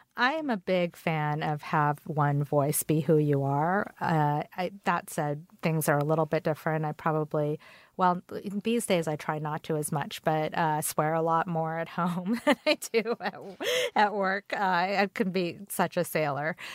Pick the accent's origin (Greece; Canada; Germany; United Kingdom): Canada; English is a second language; also born or lived in Korea; now in United States; I moved to Canada when I was four with my parents